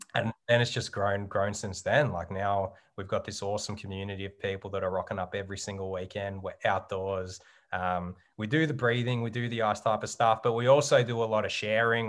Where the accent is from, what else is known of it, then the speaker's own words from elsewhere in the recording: Geelong, Victoria, Australia; moved away as an adult; growing up in Geelong